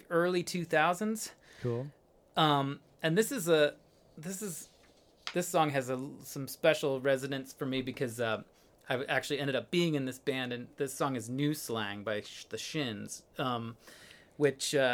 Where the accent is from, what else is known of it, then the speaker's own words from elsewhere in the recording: Illinois, United States; uh just outside of chicago